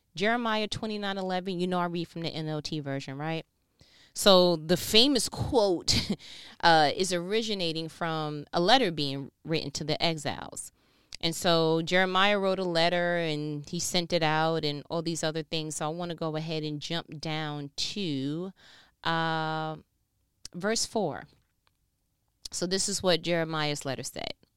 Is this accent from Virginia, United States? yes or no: no; New York, United States; moved away as an adult; now in Georgia, United States; born and raised in New York